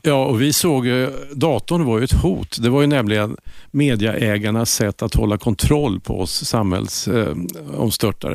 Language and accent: Swedish; Linköping, Östergötland, Sweden; det jantetyngda östgötska eh, livet